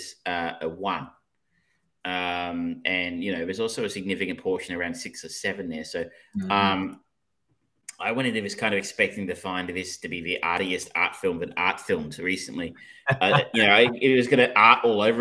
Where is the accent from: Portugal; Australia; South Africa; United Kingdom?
Australia; I'm so Australian